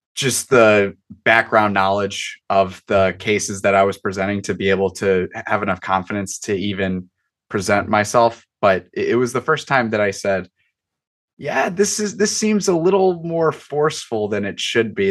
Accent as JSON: {"language": "English", "town": "Chicago", "region": "Illinois", "country": "United States", "tie": "born or raised there", "said": "I'm right outside Chicago, Chicago suburb kid"}